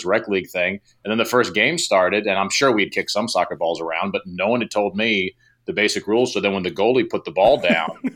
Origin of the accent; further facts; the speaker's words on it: Lumberton, North Carolina, United States; also born or lived in Raleigh, North Carolina / Asheville, North Carolina; I moved to Lumberton when I was 6